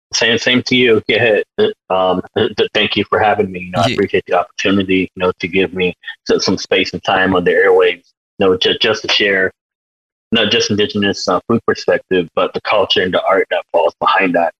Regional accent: United States; born or raised there

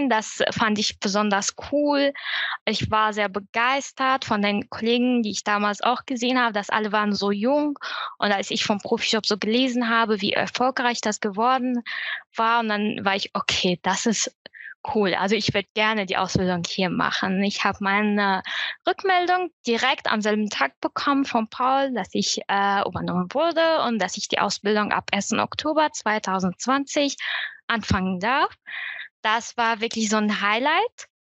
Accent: Syria; German is a second language; now in Germany; Ich bin 2015 von Syrien nach Deutschland geflüchtet und bin hier alles anerkannte Flüchtlinge.

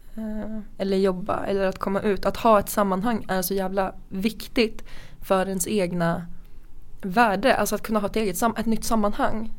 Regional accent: Sundsvall, Västernorrland County, Sweden; vi kommer från Sundsvall, vi träffades i Sundsvall.

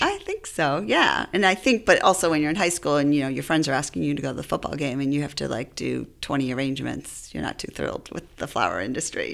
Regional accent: Worcester, Massachusetts, United States; I grew up in Worcester

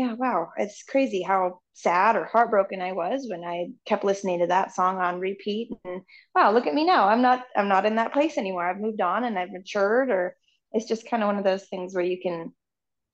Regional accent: Canby, Oregon, United States; moved away as an adult; also born or lived in Nashville; I'm from this little town called Canby, Oregon

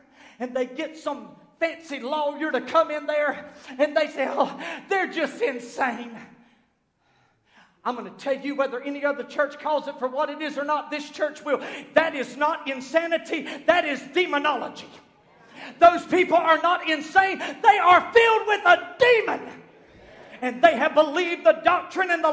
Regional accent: Southern United States, United States; accent: southernized American; I speak southernized American. We eat collard greens and biscuits

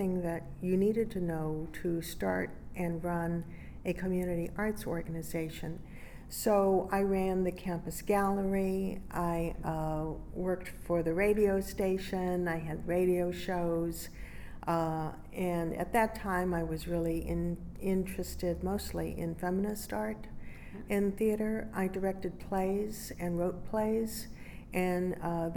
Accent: San Antonio, Texas, United States; I was born in San Antonio in 1958

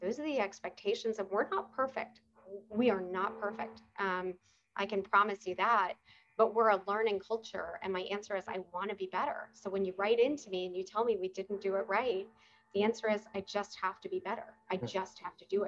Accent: New York, United States; moved away; I am a New Yorker

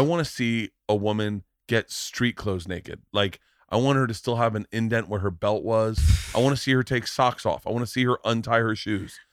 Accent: Florida, United States; growing up in Florida too, strip clubs were like kinda second nature to us.

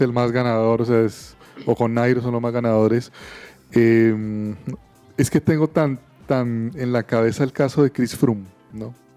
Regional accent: Colombia; como colombianos celebramos

